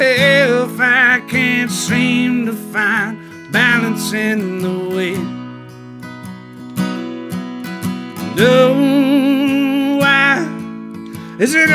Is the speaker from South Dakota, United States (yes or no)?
no; Hattiesburg, Mississippi, United States; I'm from Hattiesburg, Mississippi